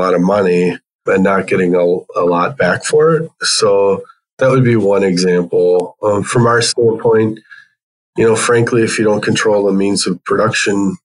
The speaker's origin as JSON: {"language": "English", "town": "Brookfield", "region": "Wisconsin", "country": "United States", "tie": "born or raised there", "also_born_or_lived": "Iowa / Glendale, Arizona", "said": "Grew up in Brookfield, Wisconsin, which is just west of Milwaukee, and it's where I live today"}